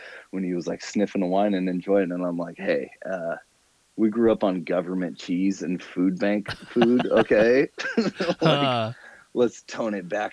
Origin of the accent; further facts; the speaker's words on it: Salem, Oregon, United States; moved away as an adult; also born or lived in Phoenix; now in San Diego, United States; I grew up in Salem, Oregon